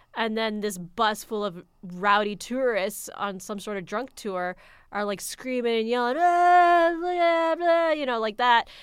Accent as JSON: {"language": "English", "region": "Arizona", "country": "United States", "tie": "born or raised there", "said": "I grew up here in Arizona"}